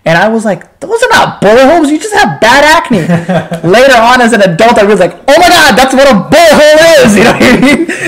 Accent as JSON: {"language": "English", "country": "Pakistan", "said": "I'm like, no, I'm Pakistani, just speak Bangla."}